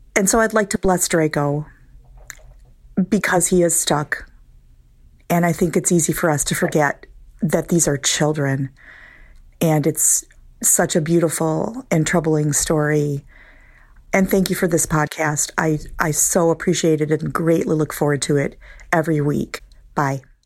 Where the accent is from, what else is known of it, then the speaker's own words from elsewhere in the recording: Wisconsin, United States; I am from Wisconsin